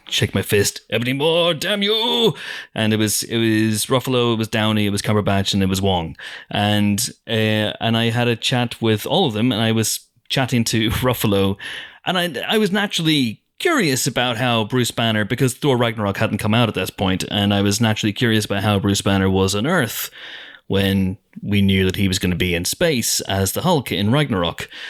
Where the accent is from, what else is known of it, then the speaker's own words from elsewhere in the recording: Banbridge, Northern Ireland, United Kingdom; a town in Northern Ireland called Drumora, which is near my hometown of Banbridge